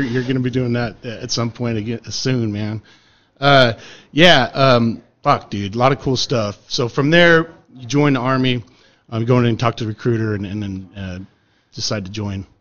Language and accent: English; Utah, United States; I grew up in Utah